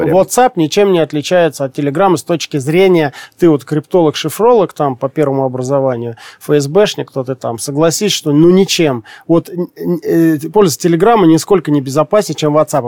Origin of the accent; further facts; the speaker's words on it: Siberia, Russia; Я тоже сибиряк